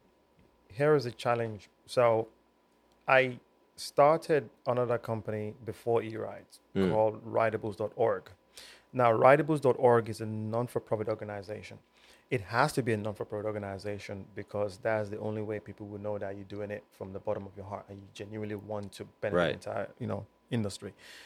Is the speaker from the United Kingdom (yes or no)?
yes; United Kingdom; brought up British.